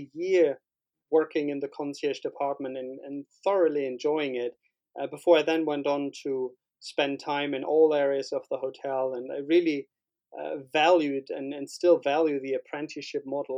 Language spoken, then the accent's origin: English; Berlin, Germany; moved away as an adult; also born or lived in Barcelona; born and bred in Berlin. In West Berlin at the time, next to Kurfürstendamm